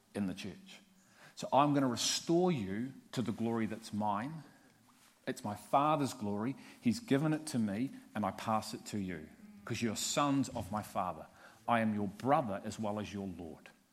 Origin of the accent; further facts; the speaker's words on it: Liverpool, North West England, United Kingdom; I'm from Liverpool. it's in the blood.